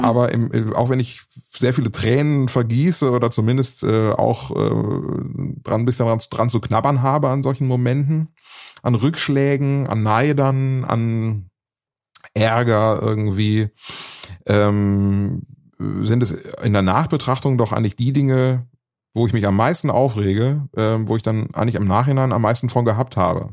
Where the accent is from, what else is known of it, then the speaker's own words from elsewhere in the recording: Bad Oeynhausen, North Rhine-Westphalia, Germany; now in Frechen, Germany; bin ich ins Radiostudio gegangen damals äh, in Bad Oeynhausen, ins Radiostudio der Volkshochschule. Und äh, ja, so war meine Jugend dann tatsächlich im, im Radiostudio, die ich dort verbracht habe